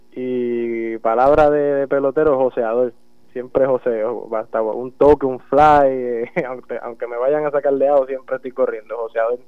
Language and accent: Spanish; Jayuya, Puerto Rico; born or raised there; also born or lived in Utuado